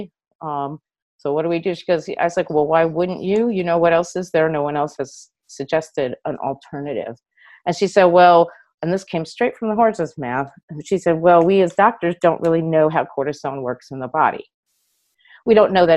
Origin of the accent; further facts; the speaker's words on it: New York City, New York, United States; moved away as an adult; now in California, United States; I grew up in New York City, and I moved to California in the late 80s